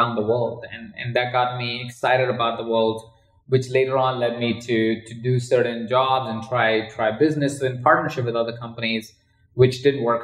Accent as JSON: {"language": "English", "country": "India", "tie": "born or raised there", "moved": "yes", "said": "I grew up in India. In a household of 23 other people"}